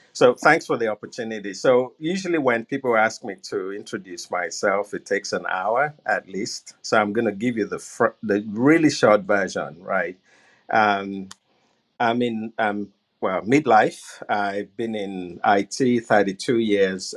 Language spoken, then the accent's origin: English; Nigeria; moved away; I was born and raised in Nigeria